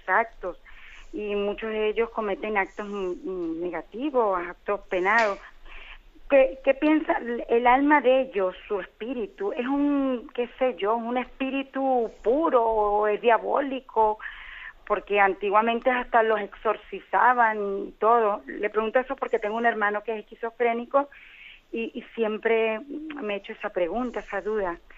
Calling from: Canary Islands, Spain; Un placer saludarlos. … de Gran Canaria.

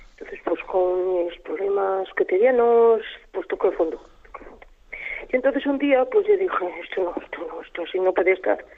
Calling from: Logroño, La Rioja, Spain; soy de Logroño.

